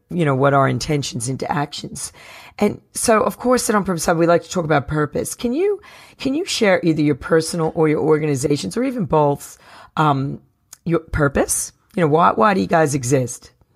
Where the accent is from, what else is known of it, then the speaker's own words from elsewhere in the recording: New Jersey, United States; I'm from New Jersey